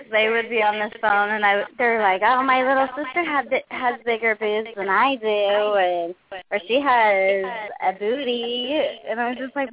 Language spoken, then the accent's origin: English; Texas, United States; born there; I'm from Texas. My birth birthplace is Texas, So That's all people need to know.